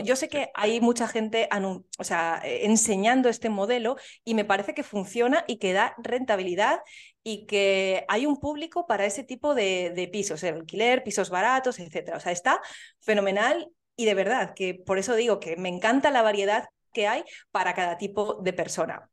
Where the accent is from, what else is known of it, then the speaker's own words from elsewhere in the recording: Soria, Castile and León, Spain; moved away; soy de Soria y es la ciudad más pequeña de España